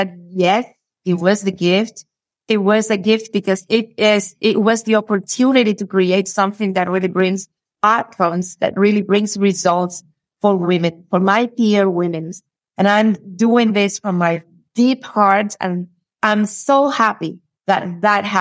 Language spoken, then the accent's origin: English; Cuba; moved away as an adult; now in Houston, United States; I'm originally from Cuba. And in my country, I used to work with people a lot